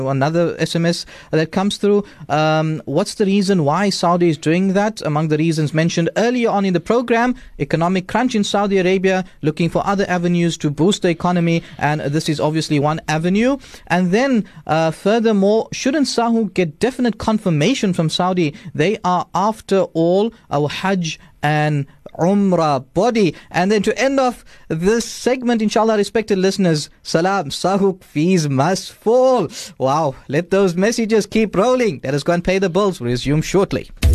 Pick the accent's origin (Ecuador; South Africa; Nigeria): South Africa; as South African citizens